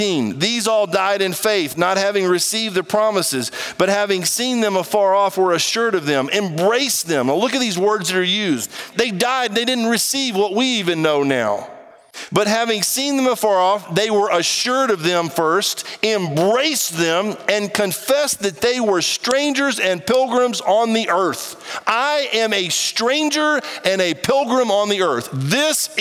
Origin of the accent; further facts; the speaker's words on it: United States